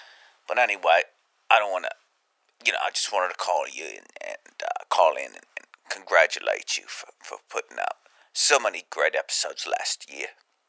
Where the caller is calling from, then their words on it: London, United Kingdom; Oh, I'm calling from London.